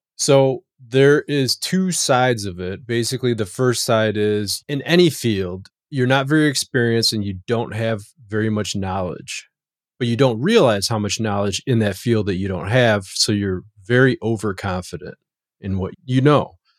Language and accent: English; Chicago, Illinois, United States; I grew up on the south side of Chicago